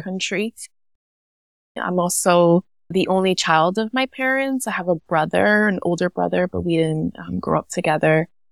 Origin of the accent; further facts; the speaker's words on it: New York City, New York, United States; I'm Puerto Rican, a first generation in New York City, born and raised in Williamsburg, Brooklyn.